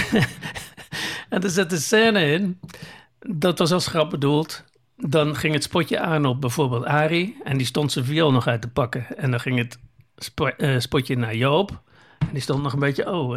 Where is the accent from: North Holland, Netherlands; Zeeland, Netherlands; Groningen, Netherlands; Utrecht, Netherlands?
Zeeland, Netherlands; moved away; wij komen oorspronkelijk uit Zeeland